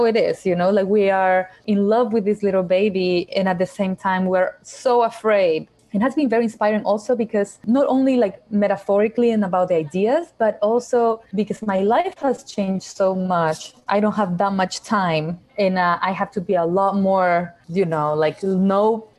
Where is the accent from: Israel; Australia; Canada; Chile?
Chile; also born or lived in Ecuador; Yeah, as I said, I was born in Chile. I lived there for about 5 years. When I was five, I moved to Ecuador, where my parents, my whole family, we moved to Ecuador. And I lived there for 7 years. And I came back afterwards to Chile.